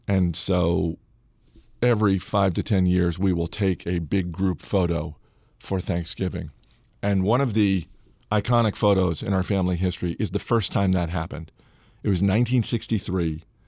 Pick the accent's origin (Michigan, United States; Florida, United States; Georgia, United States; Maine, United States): Maine, United States; now in Alexandria, United States; I grew up in Maine